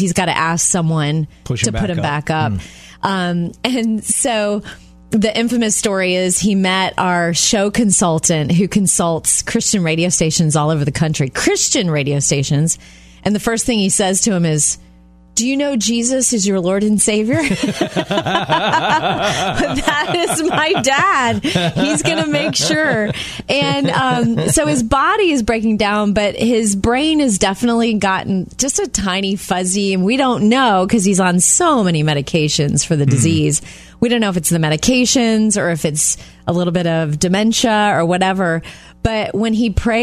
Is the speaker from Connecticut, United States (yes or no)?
no; Jupiter, Florida, United States; moved away; They live in my hometown of Jupiter, Florida